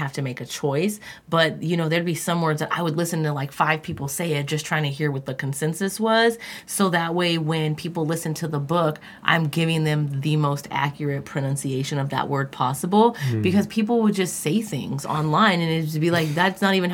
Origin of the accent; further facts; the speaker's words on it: California, United States; I'm from California